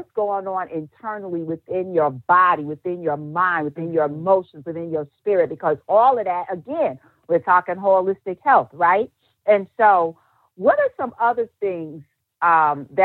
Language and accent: English; New York City, New York, United States; a known hairstylist in the NYC, my hometown